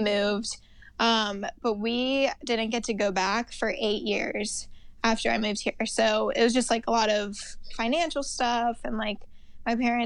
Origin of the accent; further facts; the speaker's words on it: Charlotte, North Carolina, United States; also born or lived in Bogota, Colombia / Raleigh, North Carolina; we moved to Charlotte at first, and I lived there until like 7th grade-ish